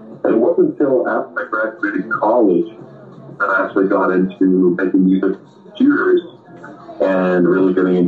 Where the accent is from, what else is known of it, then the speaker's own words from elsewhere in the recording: Boston, Massachusetts, United States; I am from Boston